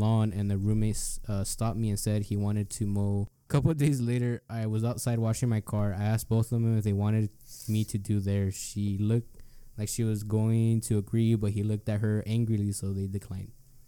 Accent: the South, United States; I always make friends easy because of being from the South and what the fuck? I'm from the South.

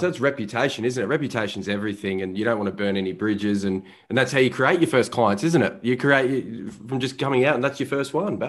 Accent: Melbourne, Victoria, Australia; growing up in Melbourne, Australia.

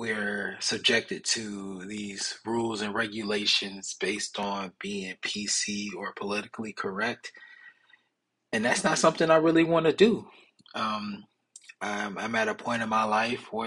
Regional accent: Milwaukee, Wisconsin, United States; I'm originally from Milwaukee, Wisconsin.

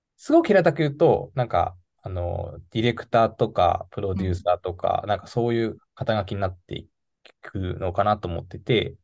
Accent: Nagano, Japan; moved away as an adult; also born or lived in Tokyo; 出身は長野市が出身です

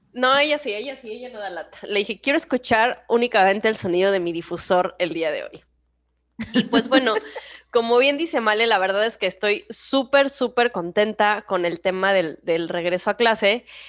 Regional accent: Mexico; moved away; ahora que estuve en, México, en mi país

